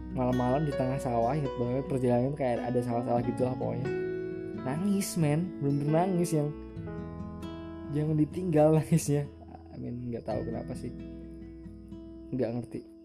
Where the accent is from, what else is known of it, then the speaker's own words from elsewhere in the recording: a regency around Surakarta, Central Java, Indonesia; accent: medok; aku dari Solo. Eh, tepatnya sebuah kabupaten di sekitar kota Surakarta